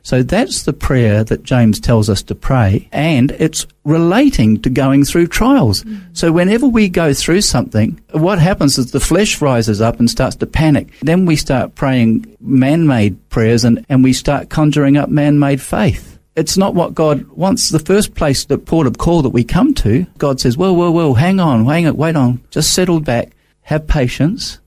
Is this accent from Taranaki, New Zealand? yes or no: no; Christchurch, Canterbury, New Zealand; moved away as an adult; also born or lived in England / Auckland; now in Australia; Came over uh, when I was three, went to New Zealand